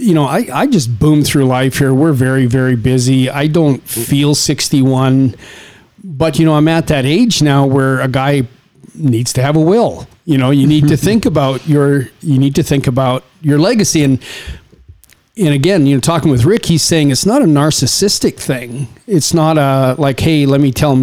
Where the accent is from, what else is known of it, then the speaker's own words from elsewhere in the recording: Saskatchewan, Canada; now in Las Vegas, United States; where you and I come from, we come from Saskatchewan in Canada. It's small farming communities, and we grew up in a very, very different way